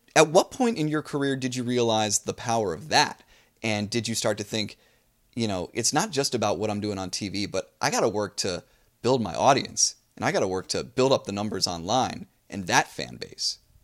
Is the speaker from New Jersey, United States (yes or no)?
yes; New Jersey, United States; moved away; I grew up in New Jersey